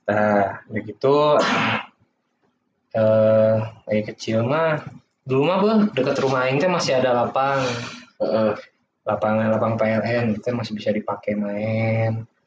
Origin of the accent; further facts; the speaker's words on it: Bandung, West Java, Indonesia; Saya asli dari Dago sih. Di itu bagus rumahnya. Cuman ngekos sekarang, tapi masih di Bandung.